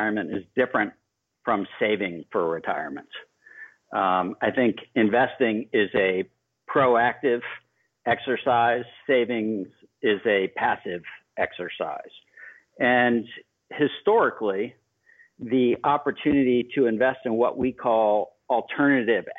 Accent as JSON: {"language": "English", "town": "Miami", "region": "Florida", "country": "United States", "tie": "born or raised there", "said": "growing up in Miami, Florida, in the 80s"}